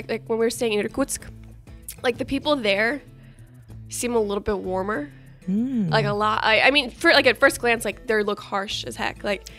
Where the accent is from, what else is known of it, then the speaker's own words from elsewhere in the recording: United States; they're going to know that I'm American